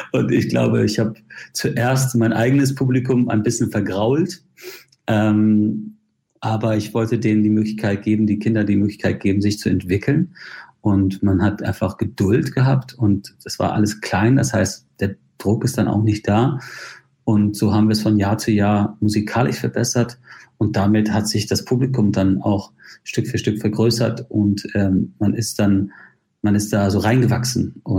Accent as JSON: {"language": "German", "country": "Ireland", "also_born_or_lived": "Spain", "said": "Naja, ich, ich bezeichne mich schon als Ire. Ich mhm. bin irischer Staatsbürger. Ich bin zwar in Spanien geboren und habe ein sehr verrücktes äh, Leben und habe in vielen Ländern gelebt, aber ähm, ich habe mich in Irland immer zu Hause gefühlt."}